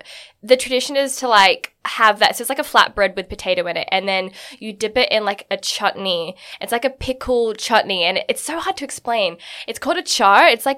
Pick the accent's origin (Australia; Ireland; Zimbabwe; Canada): Australia; also born or lived in Connecticut, United States / Singapore; So I'm Indian. I'm 100% Indian. I'm from the north of India. So mm-hmm. I'm Punjabi Indian. And my like religion is like Sikhism. So we're from up north and it's quite interesting for me because I was born and raised in Australia.